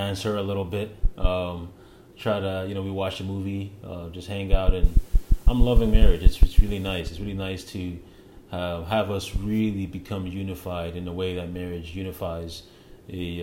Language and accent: English; Canada; moved away as an adult; now in United States; I want to be a Canadian still